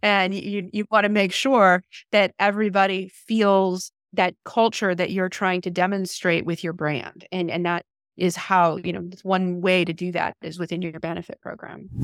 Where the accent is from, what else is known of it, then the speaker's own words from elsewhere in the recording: Canada; moved away as an adult; now in Apollo Beach, United States; originally from Canada